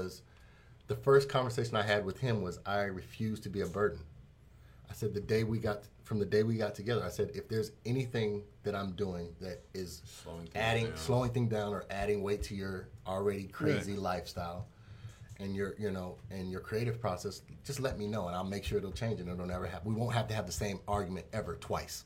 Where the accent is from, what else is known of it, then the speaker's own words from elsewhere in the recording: Denver, Colorado, United States; moved away as an adult; also born or lived in Hampton, Virginia; Born and raised in Denver